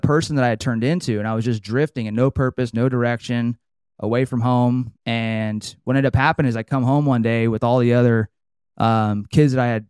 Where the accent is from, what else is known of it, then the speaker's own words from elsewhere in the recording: Trinity Center, California, United States; So I grew up in Northern California, a little town called Trinity Center.